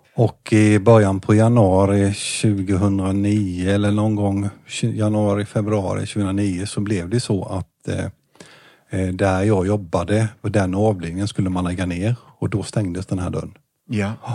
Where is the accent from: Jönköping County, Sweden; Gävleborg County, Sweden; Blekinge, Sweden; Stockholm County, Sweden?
Jönköping County, Sweden; Jönköping; also born or lived in Hovslätt; jag föddes i eh, BB i Jönköping.